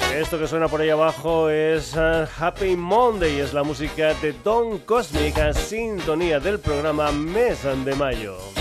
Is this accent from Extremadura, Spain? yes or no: yes; Extremadura, Spain; yo soy extremeño y que me encanta meter gente de mi tierra en el programa